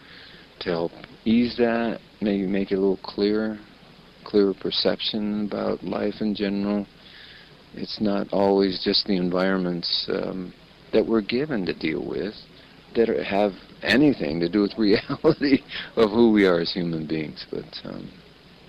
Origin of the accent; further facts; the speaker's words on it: United States; I grew up in America surrounded